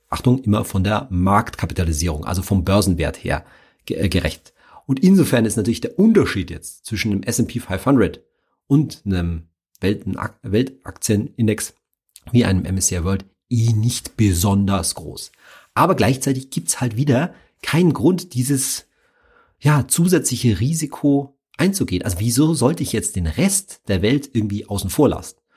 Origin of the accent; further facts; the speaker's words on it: Germany; mein Heimatland